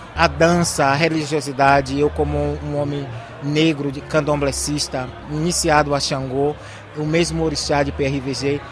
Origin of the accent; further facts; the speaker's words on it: Salvador, Bahia, Brazil; now in Madrid, Spain; no lugar que eu nasci, é, me levou nas ruas de Salvador